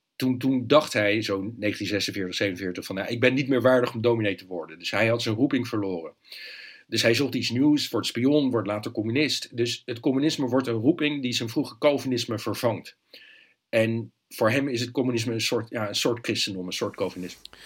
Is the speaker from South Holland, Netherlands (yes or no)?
yes; Leiden, South Holland, Netherlands; moved away as an adult; ik ben in Leiden opgegroeid, daar gebeurde nooit iets